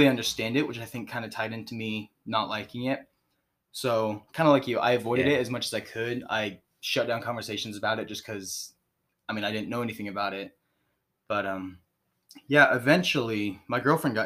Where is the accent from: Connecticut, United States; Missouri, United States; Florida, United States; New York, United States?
Missouri, United States; Springfield; I'm from right here in Springfield, Missouri